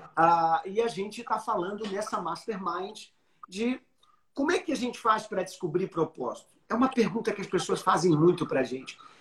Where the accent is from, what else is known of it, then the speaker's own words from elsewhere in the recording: Rio de Janeiro, Brazil; na minha terrinha